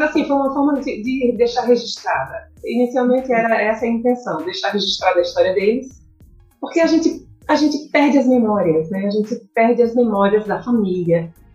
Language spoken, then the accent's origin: Portuguese; Currais Novos, Rio Grande do Norte, Brazil; Eu sou de, de Corrais Novos